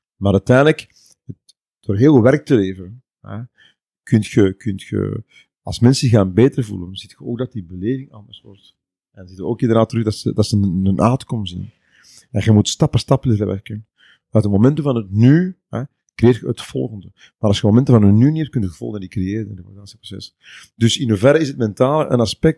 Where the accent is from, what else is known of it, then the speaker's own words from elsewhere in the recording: East Flanders, Belgium; Ik ben uh, Bekenaar, ja, dat is de provincie Oost-Vlaanderen